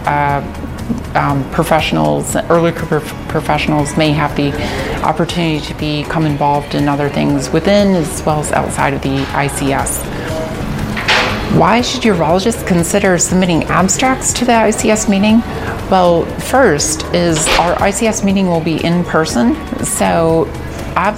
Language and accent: English; United States; I am a urologist from the United States